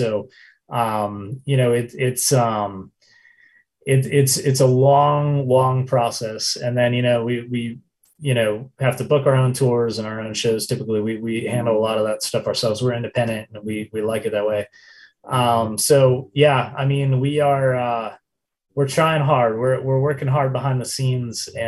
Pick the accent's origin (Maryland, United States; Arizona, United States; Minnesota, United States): Minnesota, United States; Minneapolis; moved away as an adult; also born or lived in River Falls, Wisconsin; now in Central Oregon, United States; we're from Minneapolis, technically, but we all actually live on the West Coast now.